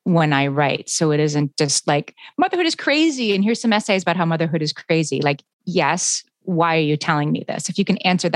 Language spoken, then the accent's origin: English; Scranton, Pennsylvania, United States; moved away; I'm from a small town, you know, I'm from Scranton, Pennsylvania, which is sort of a typical small town.